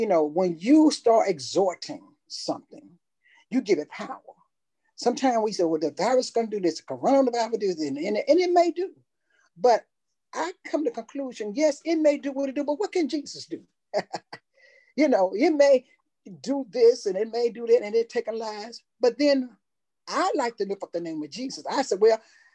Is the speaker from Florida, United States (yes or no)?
no; Tuscaloosa, Alabama, United States; I'm from Tuscaloosa.